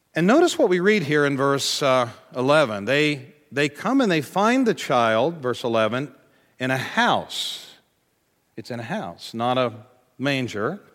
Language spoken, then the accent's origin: English; United States; as American Christians